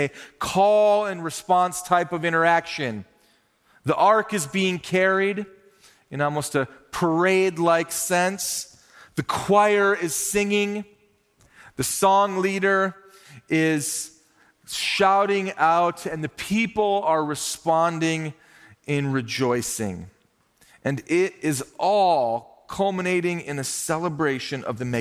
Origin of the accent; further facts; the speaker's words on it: Minnesota, United States; When I was growing up in Minnesota, our family Christmas celebration was idyllic in many ways